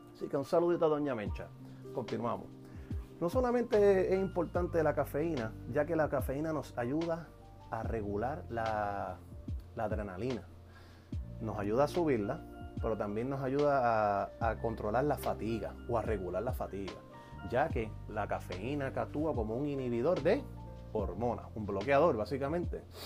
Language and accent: Spanish; Puerto Rico; soy boricua